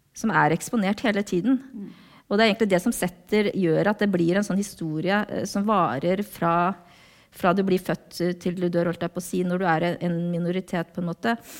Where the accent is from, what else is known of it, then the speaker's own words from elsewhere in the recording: Norway; also born or lived in South Korea; jeg ble norsk